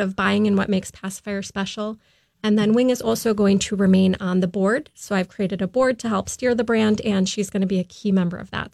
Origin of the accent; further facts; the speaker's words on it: Afton, Minnesota, United States; also born or lived in Boston / Florida; I'm originally from Minnesota, out in the Afton area